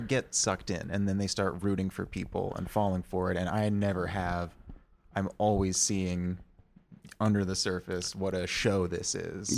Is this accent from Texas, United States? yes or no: yes; Austin, Texas, United States; I'm from Austin